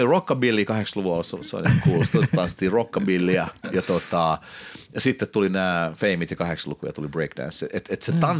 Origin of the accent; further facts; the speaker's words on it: Helsinki, Uusimaa, Finland; also born or lived in India; kasvanut Jakomäessä, Helsingin äh, pahamaineisessa lähiössä